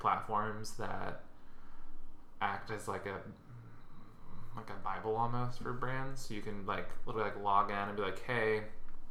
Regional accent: Kentucky, United States; I'm from Kentucky

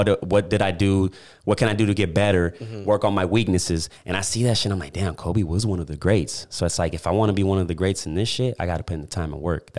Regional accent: Puerto Rico; I'm from Puerto Rico, bro.

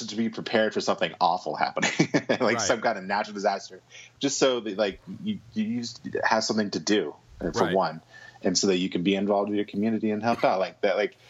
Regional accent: Dallas, Texas, United States; I grew up in Dallas, Texas, the Bible Belt.

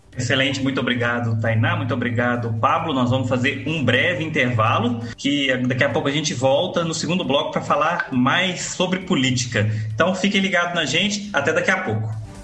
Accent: Muriaé, Minas Gerais, Brazil; now in Goiás, Brazil; eu sou mineiro, né? Eu moro em Goiás desde 2009, mas eu sou mineiro, sou de Muriaé

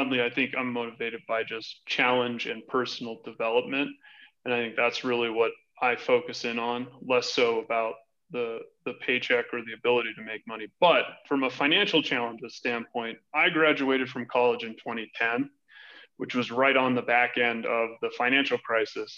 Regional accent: Oahu, Hawaii, United States; moved away as an adult; now in Denver, United States; I'm originally from Hawaii. I was born and raised there, and I left the island of Oahu when I was 18.

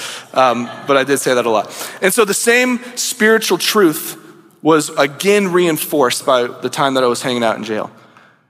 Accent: United States; as an American pastor

